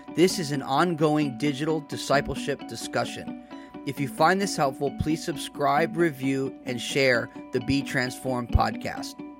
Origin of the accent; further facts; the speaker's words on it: United States; as an American